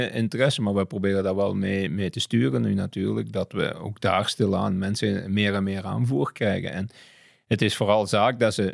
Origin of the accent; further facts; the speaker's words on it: Flanders, Belgium; is dat een beetje, ging dat niet, niet verder en zijn we op, alleen als Vlamingen verder gegaan.